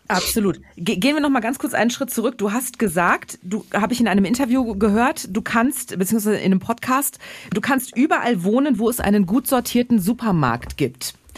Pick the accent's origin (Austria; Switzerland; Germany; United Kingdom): Germany; Ruhr area and Münsterland, North Rhine-Westphalia; Also ich bin halb im Ruhrgebiet, halb im Münsterland aufgewachsen